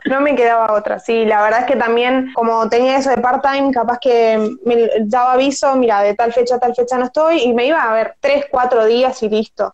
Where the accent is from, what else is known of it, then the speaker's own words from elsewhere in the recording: Tigre, Buenos Aires Province, Argentina; also born or lived in Copenhagen, Denmark; yo soy de Tigre y, bueno, tengo 25, ahora estoy trabajando de nuevo acá